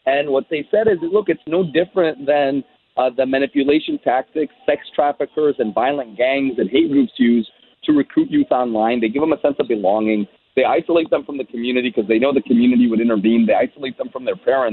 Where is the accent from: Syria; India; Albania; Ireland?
Syria; moved away; I was born in Syria. I love Syria